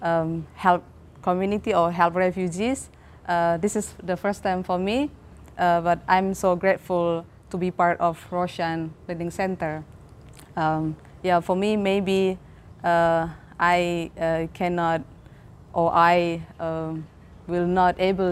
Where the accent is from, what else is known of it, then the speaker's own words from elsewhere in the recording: Medan, North Sumatra, Indonesia; moved away; I'm originally from Medan, North Sumatra